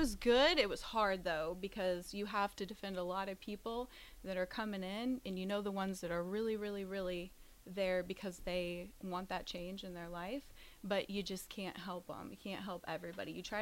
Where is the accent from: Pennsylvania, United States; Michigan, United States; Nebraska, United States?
Nebraska, United States; Lincoln; I am from here in Lincoln.